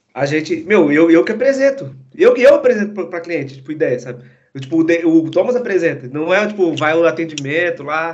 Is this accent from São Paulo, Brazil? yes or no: no; Maringá, Paraná, Brazil; moved away as an adult; also born or lived in Santos; Eu nasci em Santos, aí fui para Maringá em 2000, e aí fiquei, tipo, 21 anos em, em Maringá, né? É, eu, eu fui com oito anos pra